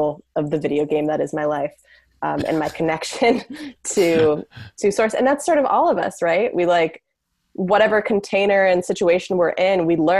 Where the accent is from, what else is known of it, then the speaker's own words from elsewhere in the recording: San Francisco, California, United States; also born or lived in Manhattan, New York; I grew up in San Francisco